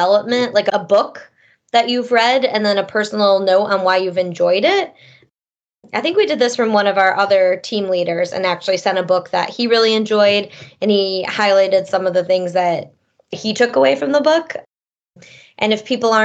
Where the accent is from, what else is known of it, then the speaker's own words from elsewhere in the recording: Detroit, Michigan, United States; We're from the Detroit area